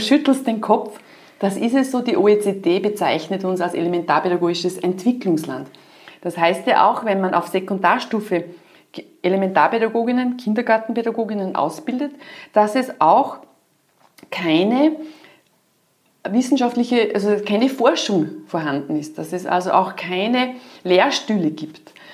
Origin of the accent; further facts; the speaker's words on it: Austria; bei uns in Österreich